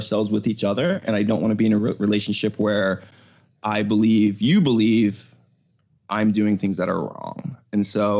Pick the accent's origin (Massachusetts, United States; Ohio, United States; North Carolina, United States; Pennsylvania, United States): Pennsylvania, United States; Pittsburgh; moved away as an adult; also born or lived in New York City; now in California, United States; I was moving from Pittsburgh. That's where I grew up